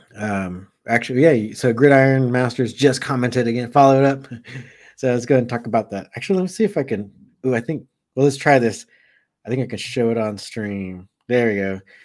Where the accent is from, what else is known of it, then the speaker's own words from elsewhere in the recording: Southern California, United States; I grew up in Southern California